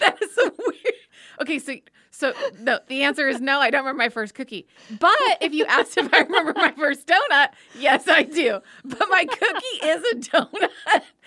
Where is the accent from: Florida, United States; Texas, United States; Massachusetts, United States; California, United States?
California, United States; Southern; I grew up in Southern California